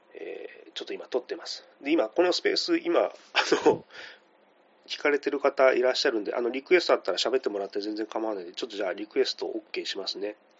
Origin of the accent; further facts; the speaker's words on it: Kitakyushu, Fukuoka, Japan; now in Tokyo, Japan; 今私東京に住んでるんですけども、地元が小倉で